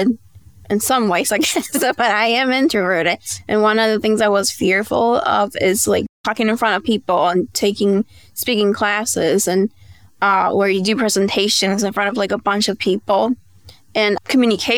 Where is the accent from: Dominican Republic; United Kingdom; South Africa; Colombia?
Dominican Republic; moved away as an adult; now in United States; my parents are Dominican, and I was raised in the Dominican Republic, and I was there until I was 18, and then I moved back here to the States